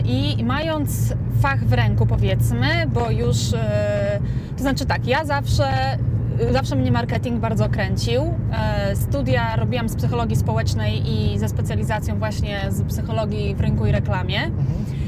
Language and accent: Polish; Suwałki, Podlaskie Voivodeship, Poland; moved away as an adult; also born or lived in Warsaw, Poland; now in Las Vegas, United States; urodziłam się i wychowałam w Suwałkach